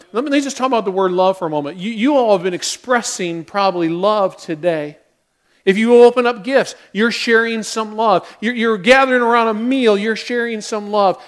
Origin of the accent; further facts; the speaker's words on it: United States; we as American Christians